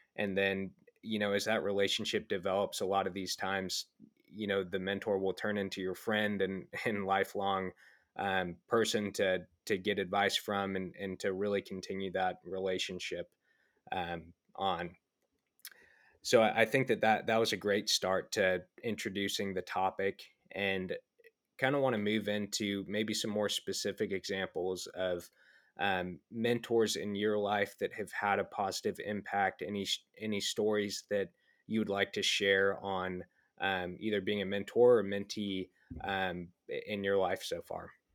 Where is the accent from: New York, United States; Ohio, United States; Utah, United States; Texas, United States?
Texas, United States; Dallas; I'm from Dallas, Texas, originally